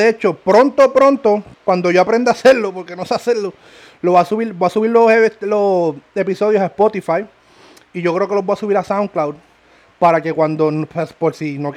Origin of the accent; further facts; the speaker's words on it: Ponce, Puerto Rico; Somos de Ponce, para que sepan.